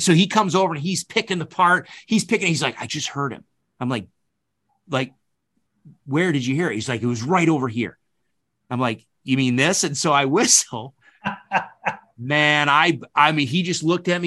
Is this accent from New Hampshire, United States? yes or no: no; upstate New York, United States; born or raised there; also born or lived in Kentucky